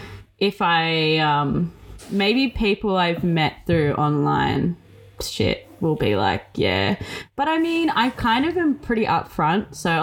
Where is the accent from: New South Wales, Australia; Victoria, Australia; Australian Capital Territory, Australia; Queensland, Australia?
Victoria, Australia; Brunswick; born there; except for that I was born in Brunswick. That's the only thing people expect.